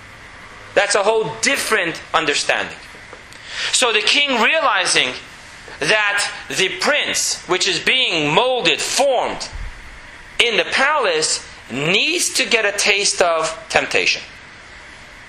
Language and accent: English; New York City, New York, United States; moved away as an adult; now in Jerusalem, Israel; Growing up in Borough Park